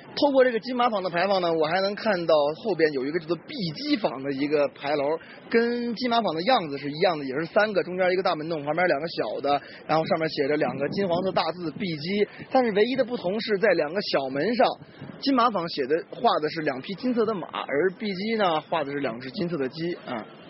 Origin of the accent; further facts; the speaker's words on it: Dalian, Liaoning, China; moved away; 我老家大连那边基本上大概大概有三十条这样的道路吧